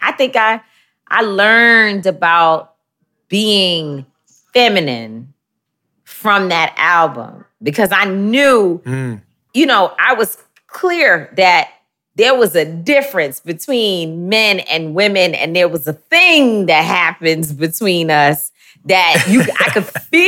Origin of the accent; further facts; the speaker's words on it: New York City, New York, United States; also born or lived in Bronx, New York; I grew up in Harlem, where Flyness was created.